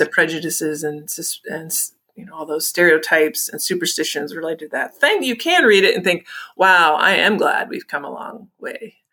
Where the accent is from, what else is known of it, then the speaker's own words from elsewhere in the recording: Illinois, United States; I grew up in Illinois.